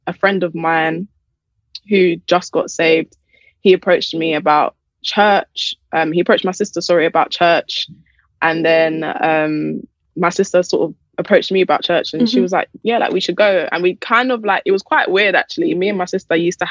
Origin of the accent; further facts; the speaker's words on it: London, United Kingdom; I grew up in Southeast London